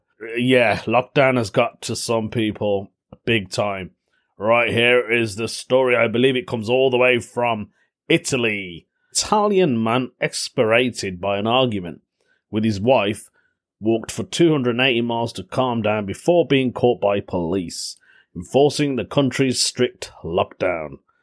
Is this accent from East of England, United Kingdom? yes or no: no; Belfast, Northern Ireland, United Kingdom; accent: Belfast; my Belfast accent